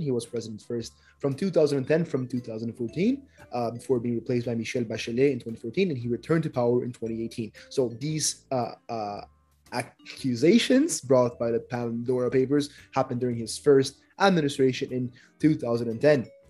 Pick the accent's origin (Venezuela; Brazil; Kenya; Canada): Brazil; Brazil, my own.